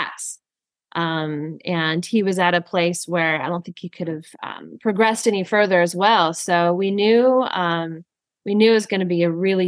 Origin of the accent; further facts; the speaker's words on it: Texas, United States; moved away as an adult; now in Sonoma County, United States; I grew up in Texas and moved back to Texas to start my own agency